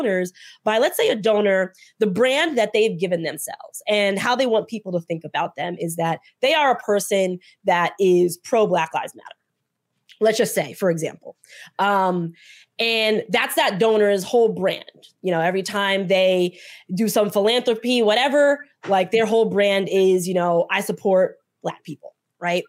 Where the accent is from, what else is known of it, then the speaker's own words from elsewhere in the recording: New Jersey, United States; I'm from Jersey and in the political space in Jersey